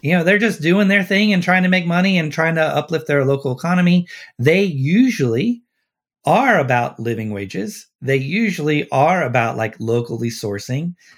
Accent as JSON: {"language": "English", "town": "Cincinnati", "region": "Ohio", "country": "United States", "tie": "born or raised there", "said": "I grew up in Cincinnati, so, and I live here"}